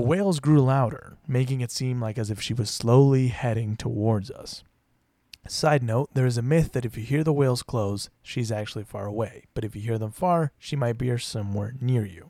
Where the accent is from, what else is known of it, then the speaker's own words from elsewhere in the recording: Puerto Vallarta, Jalisco, Mexico; moved away; As someone who grew up in Mexico